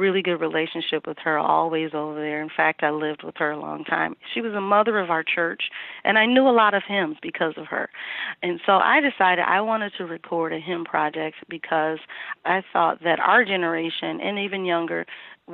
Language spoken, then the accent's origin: English; St. Louis, Missouri, United States; moved away as an adult; now in Minneapolis, United States; I am originally from St. Louis, Missouri, and I moved here in 1995